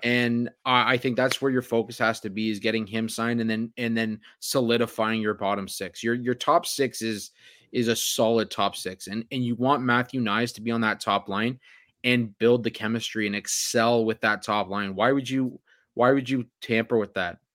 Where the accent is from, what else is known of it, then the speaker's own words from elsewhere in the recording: Oakville, Ontario, Canada; my hometown, Oakville, Ontario